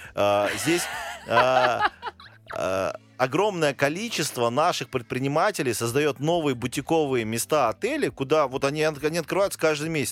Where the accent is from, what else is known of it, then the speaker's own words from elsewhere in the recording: Pyatigorsk, Stavropol Krai, Russia; я родом из Пятигорска